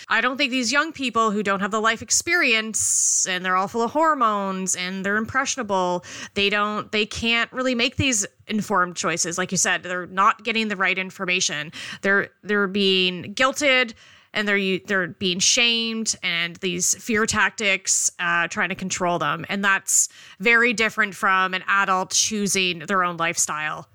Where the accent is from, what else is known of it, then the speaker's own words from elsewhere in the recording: Canada; I am a Canadian